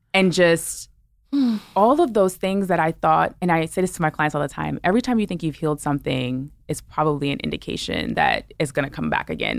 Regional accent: New York City, New York, United States; I'm a New Yorker, right? I'm from Brooklyn

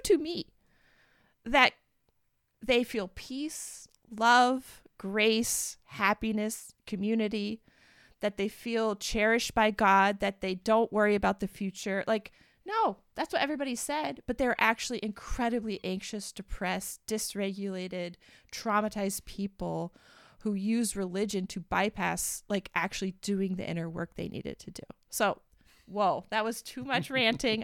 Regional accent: United States; we're from the United States. We were both raised in white evangelical families

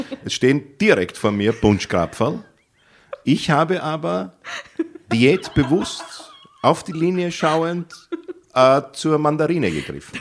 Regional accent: Vienna, Austria; ich bin hier geboren. Aber mein Vater kommt aus dem Iran

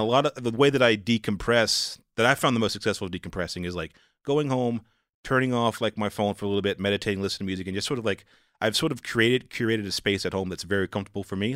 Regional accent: the South, United States; moved away; I'm from the South, like, I'm from, like, a very rural place

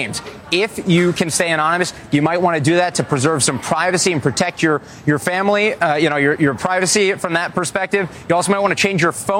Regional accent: New Jersey, United States; I'm from Jersey, so I think if you're in the Garden State, your odds are infinitely better.

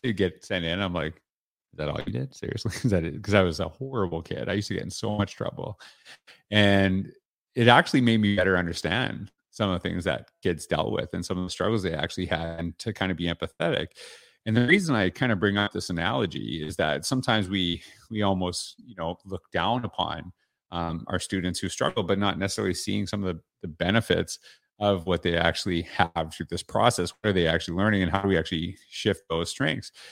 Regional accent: Canada; now in Central Florida, United States; I'm Canadian

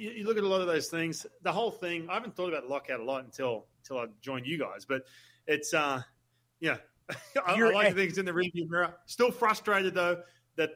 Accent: Australia; moved away; I'm Australian, right? So I go back to Australia

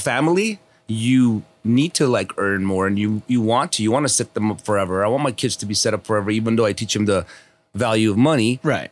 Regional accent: Los Angeles, California, United States; also born or lived in Armenia; I grew up here on Kingsley Drive over here, North Kingsley Drive

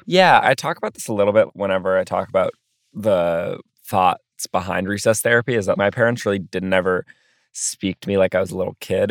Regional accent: New York City, New York, United States; also born or lived in Philadelphia; growing up in Brooklyn

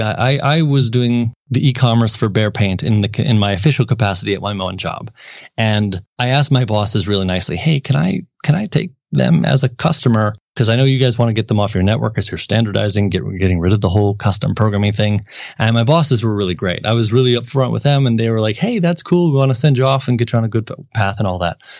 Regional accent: Milwaukee, Wisconsin, United States; moved away as an adult; also born or lived in Madison, Wisconsin / St. Louis, Missouri; born and raised in Milwaukee, Wisconsin area

